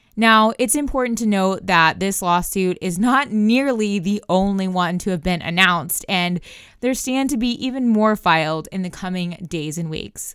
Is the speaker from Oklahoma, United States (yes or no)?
yes; Oklahoma, United States; I'm from Oklahoma where we're notorious for tornadoes